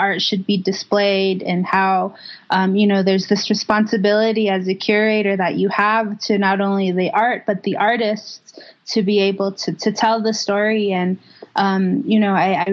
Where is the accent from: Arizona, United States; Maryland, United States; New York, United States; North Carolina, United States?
Arizona, United States; St. Michaels; from St. Michael's, Arizona